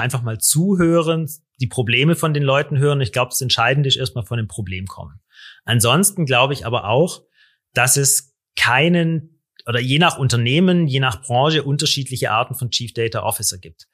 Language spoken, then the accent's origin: German; Stuttgart area, Baden-Württemberg, Germany; ich komme aus der Stuttgarter Gegend, da haben wir die Ingenieure